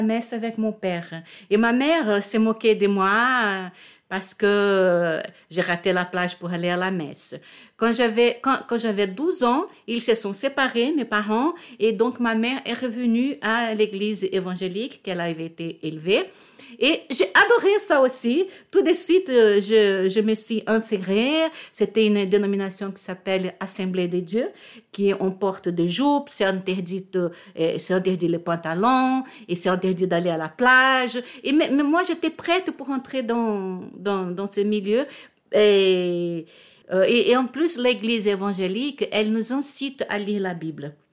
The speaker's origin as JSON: {"language": "French", "region": "Rio de Janeiro", "country": "Brazil", "tie": "born or raised there", "second_language": "French", "moved": "yes", "lives_now": "Paris, France", "said": "je suis née à Rio, d'un père catholique"}